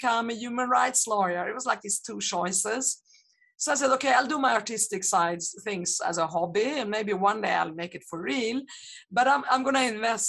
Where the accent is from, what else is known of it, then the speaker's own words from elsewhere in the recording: Sweden; born and I grew up in Sweden